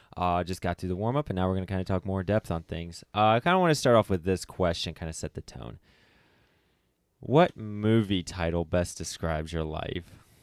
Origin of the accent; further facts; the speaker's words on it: Springfield, United States; I'm from the Springfield area